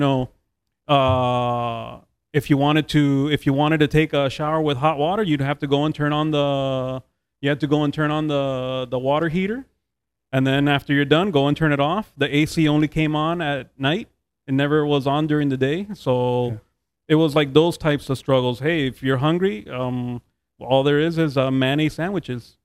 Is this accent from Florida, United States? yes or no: yes; Hialeah, Florida, United States; also born or lived in Jackson; I grew up here in Hialeah